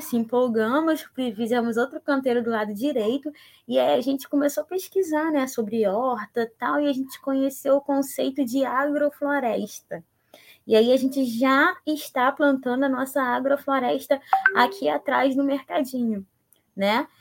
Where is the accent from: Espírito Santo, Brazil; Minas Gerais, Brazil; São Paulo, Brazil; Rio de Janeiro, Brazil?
Rio de Janeiro, Brazil; São Gonçalo; sou nascida e criada aqui em São Gonçalo